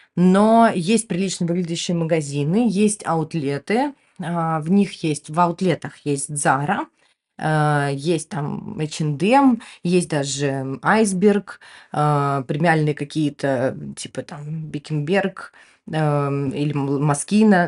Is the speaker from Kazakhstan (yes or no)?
no; Ukraine; also born or lived in Moscow, Russia; now in Turkey; Я выросла в Украине